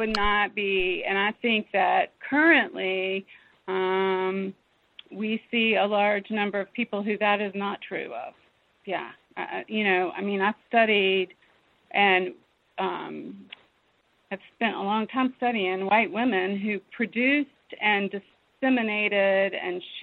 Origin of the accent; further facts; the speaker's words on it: southwestern Virginia, United States; also born or lived in Lexington, Virginia; I was born in Lexington, Virginia, and I grew up on the edge of the coal fields in southwestern Virginia